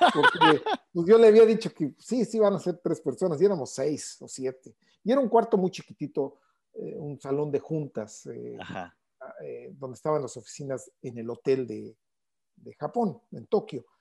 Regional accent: Mexico City, Mexico; ahí nací prácticamente en el Deportivo Chapultepec

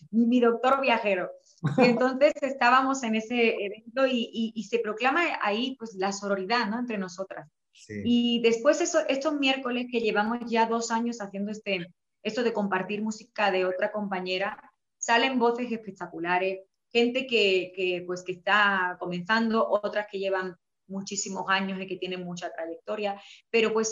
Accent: Spain; y yo me sentí súper afortunada de, como española, cantar música regional mexicana

